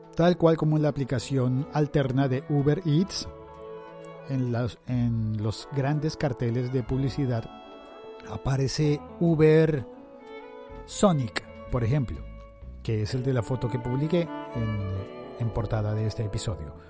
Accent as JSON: {"language": "Spanish", "country": "Colombia", "said": "en mi país se llama domicilios.com bueno, en Colombia"}